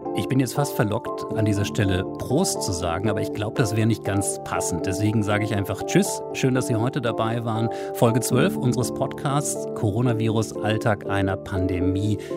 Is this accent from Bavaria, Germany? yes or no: no; Wolfsburg, Lower Saxony, Germany; meiner Heimatstadt beispielsweise Wolfsburg